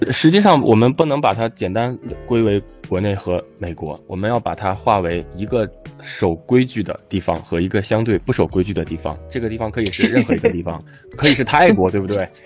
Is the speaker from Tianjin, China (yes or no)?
yes; Tianjin, China; 我自己作为一个天津人